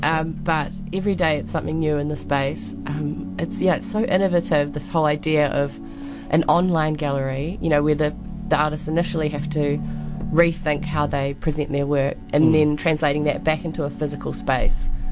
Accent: Timaru, Canterbury, New Zealand; moved away as an adult; also born or lived in Dunedin / Wellington; I'm originally from Timaru

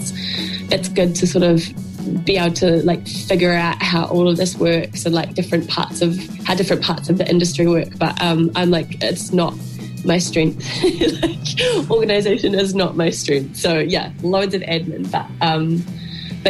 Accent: Geraldine, Canterbury, New Zealand; moved away as an adult; I grew up in Geraldine. I spent like the first 18 years of my life there

